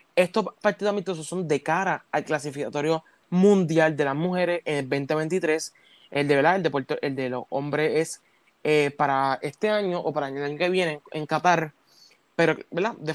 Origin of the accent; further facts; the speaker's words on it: Puerto Rico; como hicimos acá en Puerto Rico